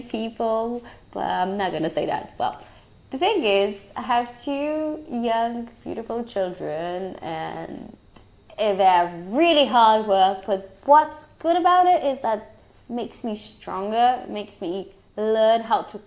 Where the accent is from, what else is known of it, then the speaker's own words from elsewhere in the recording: Romania; now in England; my home country